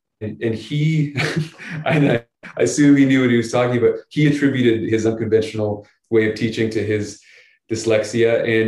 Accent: Chatham, Ontario, Canada; I grew up a bunch of different places, but I grew up mostly near the Detroit Windsor border. I grew up about half an hour from Windsor in a little town called Chatham.

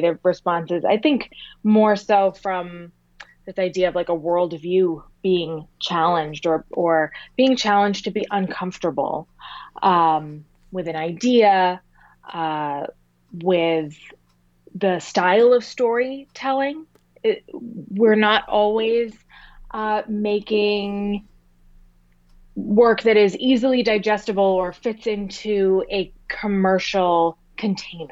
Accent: near Boston, Massachusetts, United States; I grew up near Boston

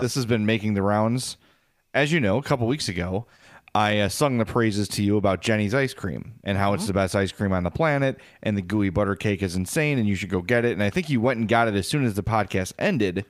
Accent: Midwest, United States; as a Midwesterner

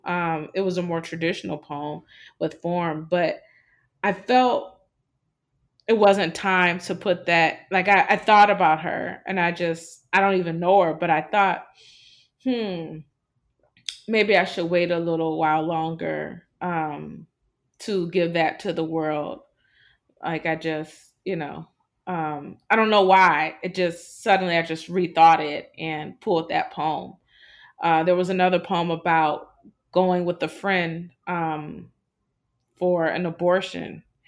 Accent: Cleveland, Ohio, United States; moved away as an adult; now in New Orleans, United States; I'm from Cleveland. Most people do not believe I'm from Cleveland, Ohio

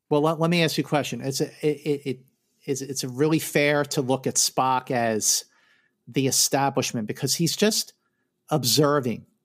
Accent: Philadelphia, Pennsylvania, United States; growing up in Philadelphia.

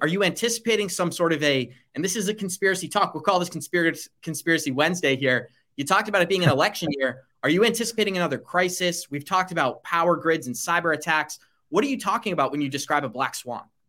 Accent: United States; when I was growing up in America during the early two thousands

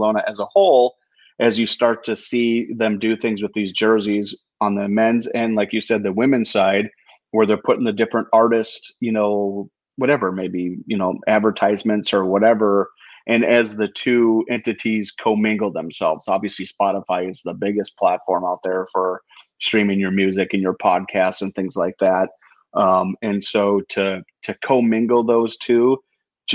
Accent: United States; As an American

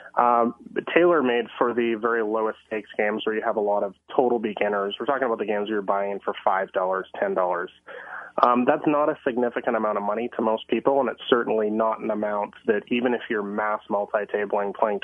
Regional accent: Vancouver, British Columbia, Canada; moved away as an adult; now in Thailand; I am born and raised in the Vancouver area, and I'm in Vancouver right now.

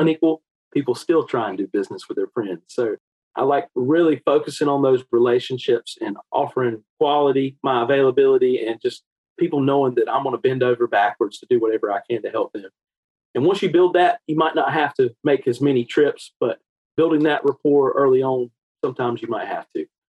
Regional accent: Eastern North Carolina, United States; I grew up in Eastern North Carolina, and that's still where home is for me today

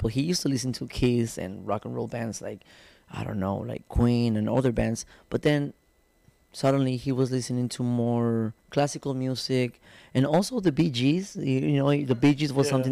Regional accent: Guadalajara, Jalisco, Mexico; also born or lived in Tijuana; born in Tijuana, but I was born in Tijuana, and then they went back to Guadalajara when I was one year old

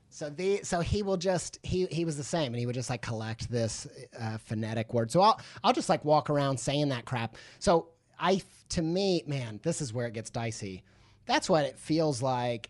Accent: Midwest, United States; I grew up in the Midwest

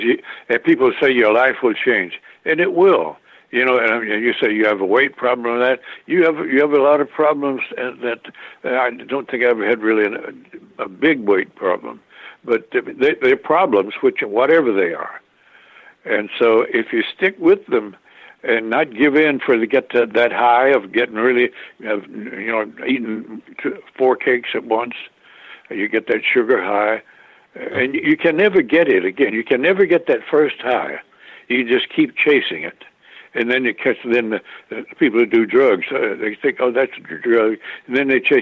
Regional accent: Carthage, Tennessee, United States; now in California, United States; I grew up in the South eating fried food

